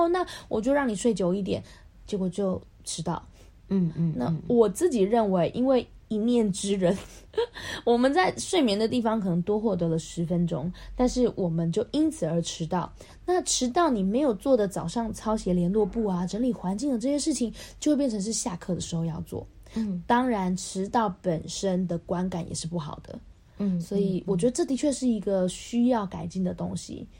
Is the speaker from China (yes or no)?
no; Taipei, Taiwan; now in Kaohsiung, Taiwan; 我也是台北出生的啊，